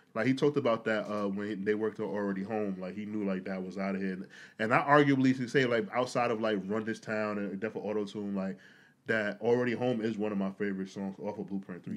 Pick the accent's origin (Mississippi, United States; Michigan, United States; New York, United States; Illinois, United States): New York, United States; New York City; I'm a New Yorker